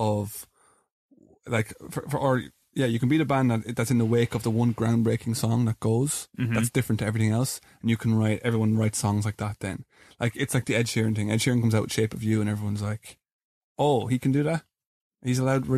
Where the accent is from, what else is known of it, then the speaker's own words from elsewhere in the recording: Ireland; We're an Irish band